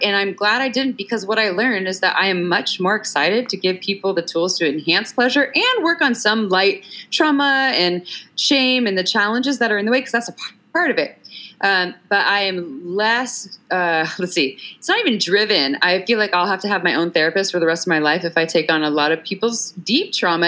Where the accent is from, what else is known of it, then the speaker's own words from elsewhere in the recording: Santa Cruz, California, United States; I grew up in Santa Cruz, California